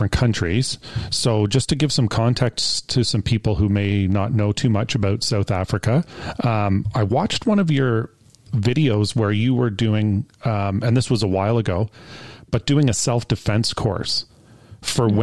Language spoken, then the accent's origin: English; Canada; a Canadian